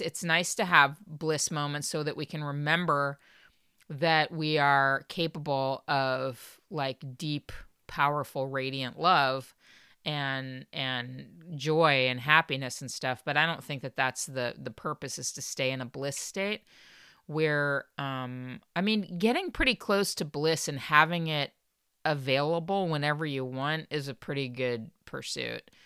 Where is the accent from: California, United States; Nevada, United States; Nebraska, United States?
California, United States; Los Angeles County, Southern; born or raised there